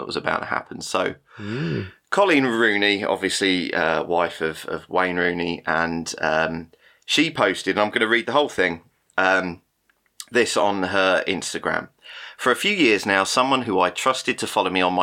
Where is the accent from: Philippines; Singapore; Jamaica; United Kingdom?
United Kingdom; we're the British two-thirds of this